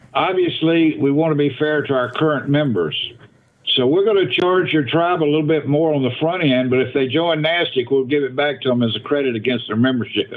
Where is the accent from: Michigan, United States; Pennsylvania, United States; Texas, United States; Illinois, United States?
Pennsylvania, United States; Allentown; the Allentown, Pennsylvania area